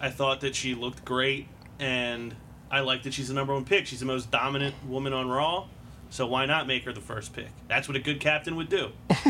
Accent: Holmes, Pennsylvania, United States; I'm from Holmes. Holmes

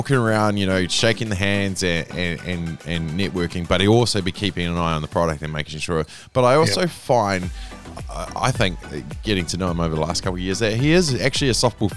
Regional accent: Upper Hutt, Wellington, New Zealand; also born or lived in West Auckland; Born in West Auckland, grew up in Upper Hutt

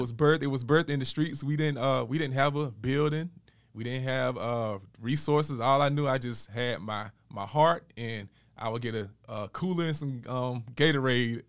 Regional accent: Dothan, Alabama, United States; moved away as an adult; also born or lived in Atlanta, Georgia / Columbus, Georgia; I'm from Dothan, Alabama originally.

